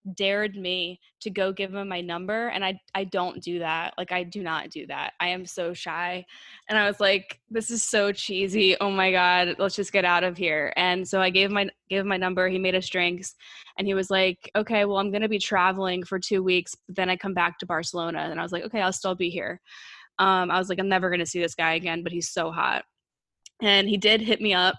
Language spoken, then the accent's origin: English; United States; I was born in, in the United States